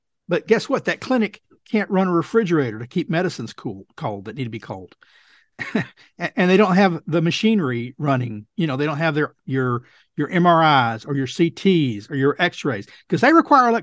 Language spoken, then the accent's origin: English; Texas, United States; my home state of Texas